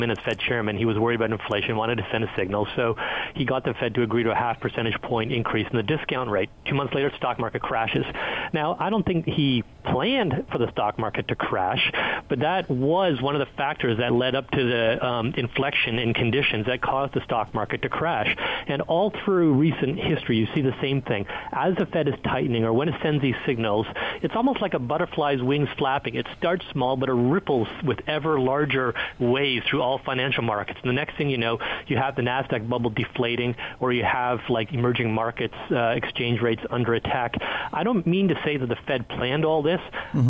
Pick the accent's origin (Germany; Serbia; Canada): Canada; now in Washington, D.C., United States; as a Canadian